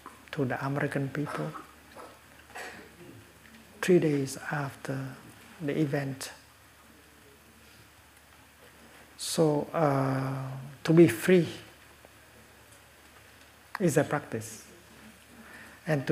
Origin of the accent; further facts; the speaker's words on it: Vietnam; moved away as an adult; I was exiled from Vietnam for almost 40 years